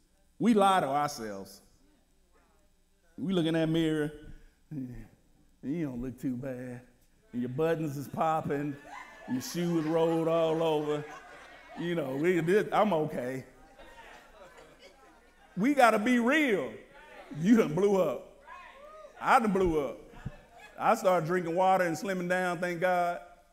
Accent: Wichita, Kansas, United States; I'm from Wichita. So how do I get to Wichita?

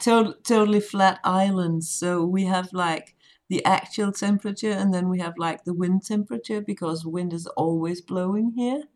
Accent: Denmark; I'm from Denmark, which is a tiny country

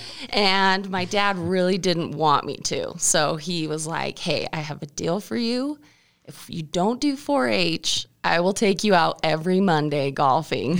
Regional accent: Mackay, Idaho, United States; I grew up in the small town Mackey, Idaho

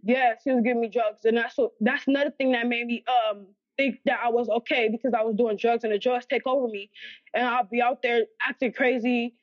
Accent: Los Angeles, California, United States; also born or lived in Alabama; I grew up in Los Angeles, California

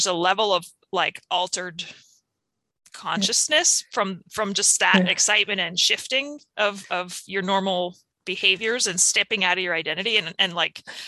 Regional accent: United States; as an American, you know, person who grew up doing Halloween.

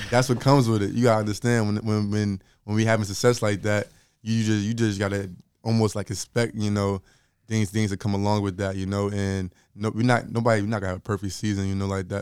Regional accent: Linden, New Jersey, United States; I'm from Linden originally, but I didn't go to, like, Linden High School.

